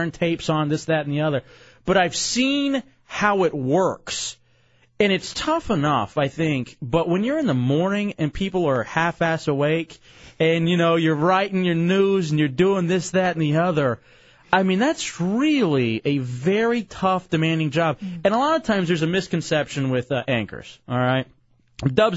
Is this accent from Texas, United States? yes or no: yes; Dallas, Texas, United States; moved away; I grew up in Dallas, Texas